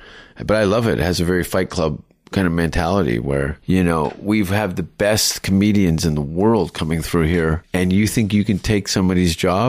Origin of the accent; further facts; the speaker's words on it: Canada; No, but I'm pretty talented from Canada.